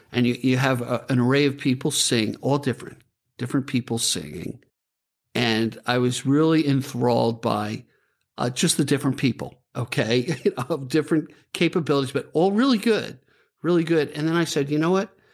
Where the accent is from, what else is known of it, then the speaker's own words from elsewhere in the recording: New York, United States; I'm from New York, so we, we talk kind of rough